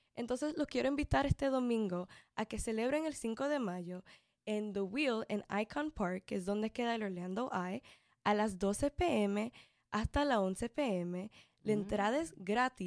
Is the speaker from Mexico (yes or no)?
yes; Mexico; yo como mexicana